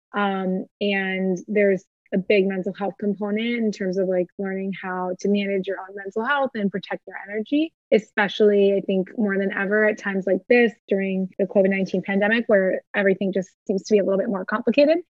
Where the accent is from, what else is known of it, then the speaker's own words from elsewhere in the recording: Ohio, United States; moved away as an adult; also born or lived in Boston; now in Miami, United States; I grew up in Ohio and I grew up in like a pretty tight knit, very, you know, lovely um, Midwestern community